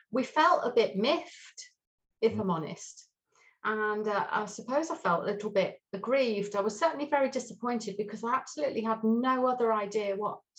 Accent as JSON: {"language": "English", "region": "England", "country": "United Kingdom", "tie": "born or raised there", "also_born_or_lived": "Swindon / Truro / Lewes", "said": "So I was brought up pretty much in the south of England um, for the very early part of my life. I was born in Swindon, and then very quickly we moved to Truro, in the beautiful Cornwall."}